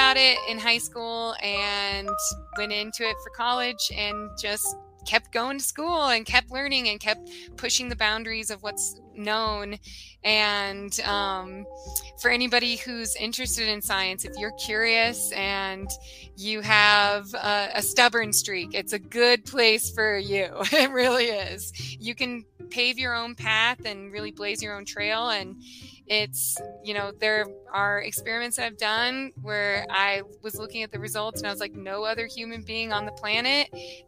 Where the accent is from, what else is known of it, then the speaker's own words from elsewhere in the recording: Nebraska, United States; I grew up in Nebraska